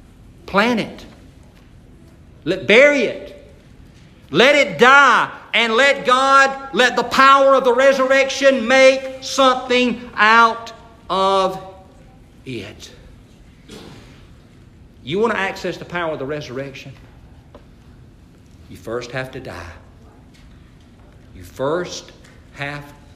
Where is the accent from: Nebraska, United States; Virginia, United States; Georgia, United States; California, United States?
Georgia, United States; Atkinson County; I grew up in Atkinson County